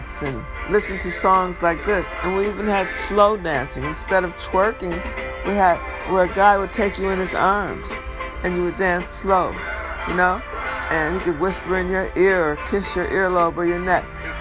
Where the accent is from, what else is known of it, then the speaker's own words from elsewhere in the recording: Detroit, Michigan, United States; I remember them playing it on radios in Detroit. You know, I'm from Detroit